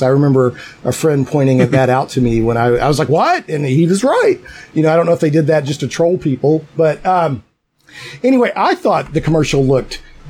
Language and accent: English; Little Rock, Arkansas, United States; also born or lived in Bedfordshire, England; I'm in Little Rock. I grew up in Little Rock, Arkansas, which is part of the Bible Belt, or the buckle on the Bible Belt.